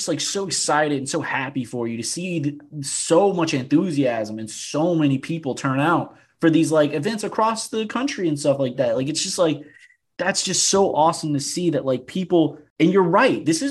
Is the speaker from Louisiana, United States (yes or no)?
yes; New Orleans, Louisiana, United States; now in Austin, United States; growing up in New Orleans